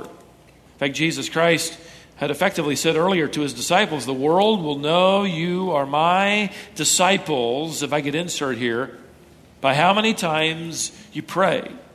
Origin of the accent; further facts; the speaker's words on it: Minnesota, United States; moved away; I was born in Minnesota